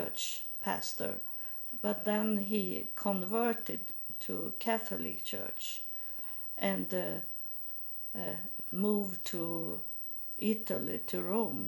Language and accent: English; Sweden; also born or lived in United States; come back to Sweden